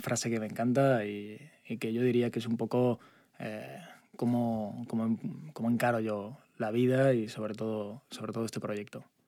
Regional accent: Altea, Valencian Community, Spain; moved away as an adult; also born or lived in Zaragoza; now in Valencia, Spain; Yo soy de Zaragoza, pero me he criado en Altea.

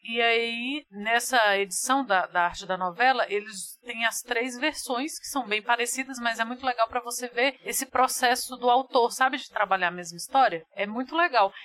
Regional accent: Brazil; nós somos brasileiros

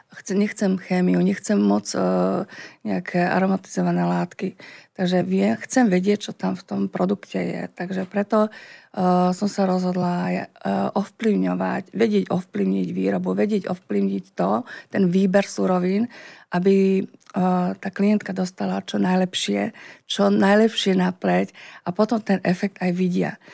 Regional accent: Slovakia; sme tu Slováci šikovní

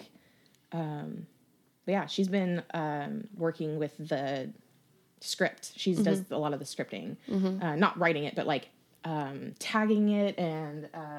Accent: Aurora, Colorado, United States; Aurora proper

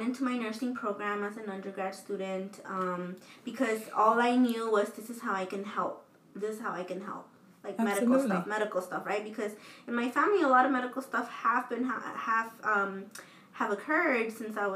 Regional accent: Los Angeles, California, United States; growing up in South

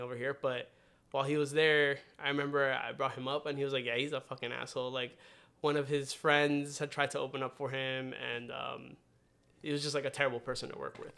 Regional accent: Randolph, New Jersey, United States; now in Union City, United States; I grew up in Randolph, New Jersey, which is like an hour west of here

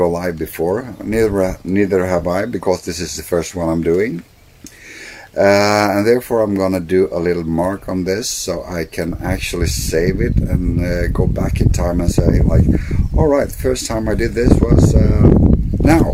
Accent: Sweden; first language Swedish; English is a second language; it's not my native language

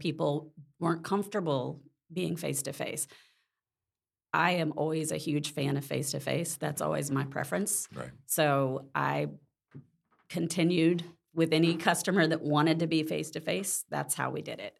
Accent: Mississippi, United States; moved away as an adult; now in Orlando, United States; I was born in Mississippi, uh, grew up there, and moved to Orlando in '92

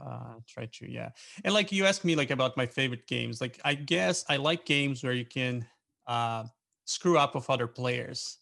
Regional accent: Brazil; moved away as an adult; now in Pennsylvania, United States; I live in, in Pennsylvania in US. I'm originally from Brazil, and I used to volunteer with a uh, with an organization, and so that's how I moved to US

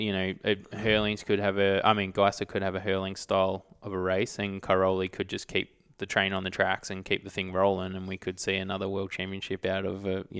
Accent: Australia; I'm Australian as.

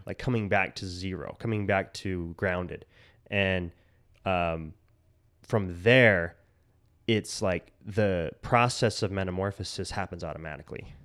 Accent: Utah, United States; we grew up in, like, fundamentalist Utah

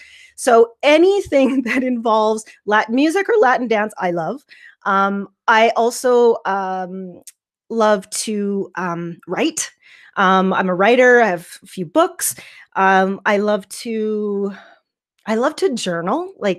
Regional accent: Yorkton, Saskatchewan, Canada; also born or lived in Baltimore, Maryland, United States; I was born in Baltimore, Maryland, which is on the East Coast. And we moved to Canada when I was about 2 in the early 80s. And we moved to a small town called Yorkton, Saskatchewan.

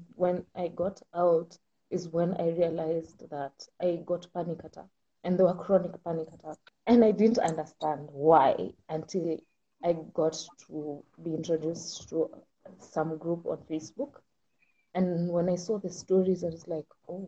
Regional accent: Kenya; I'm from Kenya, second generation

